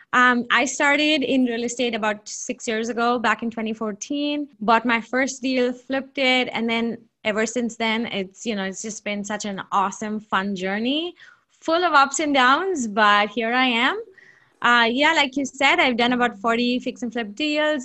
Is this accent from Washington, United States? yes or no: yes; Seattle, Washington, United States; also born or lived in Redmond, Washington; I'm from Seattle, Washington. I live in a submarket called Redmond.